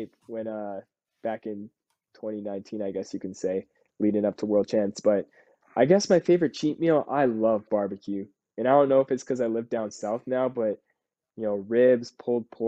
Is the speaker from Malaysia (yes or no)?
no; Canada; we're both Canadian